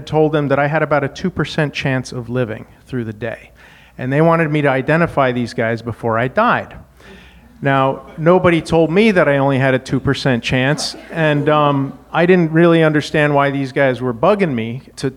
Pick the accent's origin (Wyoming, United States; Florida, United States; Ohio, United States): Wyoming, United States; moved away as an adult; Now, I grew up in Wyoming, learned how to fight.